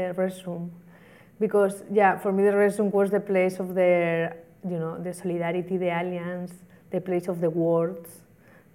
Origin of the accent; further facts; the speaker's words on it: Spain; moved away as an adult; now in Mexico; I am from Spain, but I had been living in Mexico 8 years